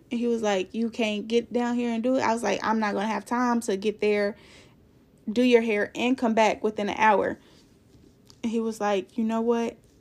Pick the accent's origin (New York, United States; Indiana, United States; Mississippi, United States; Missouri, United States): Missouri, United States; Kansas City; I'm from Kansas City, Missouri